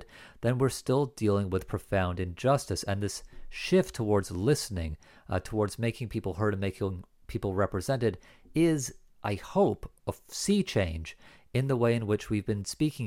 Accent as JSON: {"language": "English", "country": "Canada", "said": "I'm a Canadian, not an American."}